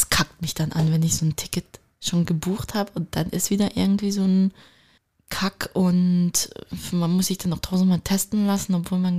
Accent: Turkey; da kann ich nur als Türkin ergänzen

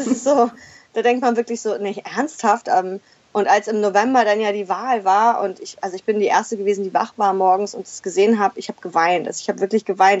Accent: Schleswig-Holstein, Germany; moved away as an adult; also born or lived in Berlin / Hamburg / Mexico; Ich komme selber aus Schleswig-Holstein, also ich bin also quasi der Heimat auch wieder näher gekommen

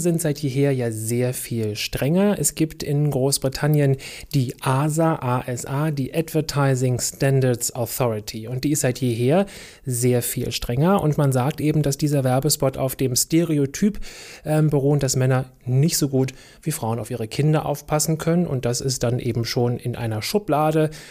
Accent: Germany; bei uns in Deutschland

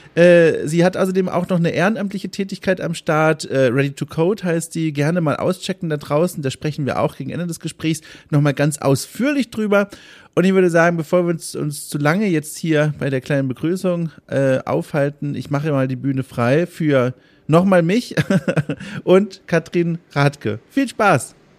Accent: Southern Germany, Germany; ich komme ja eigentlich auch aus Süddeutschland

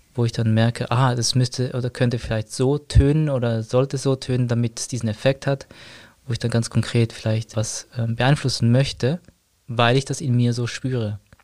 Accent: Zurich, Switzerland; bin aus Zürich

